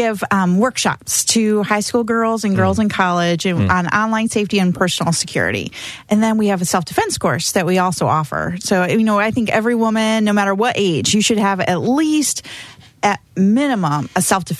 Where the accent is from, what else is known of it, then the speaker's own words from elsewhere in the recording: Indiana, United States; moved away; I'm from Indiana, a small town